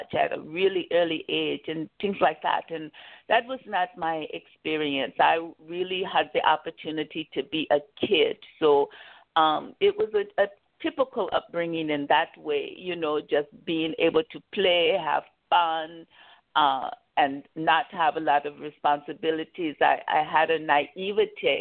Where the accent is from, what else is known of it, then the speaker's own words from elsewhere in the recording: Kansas, United States; small towns like the one I grew up in Kansas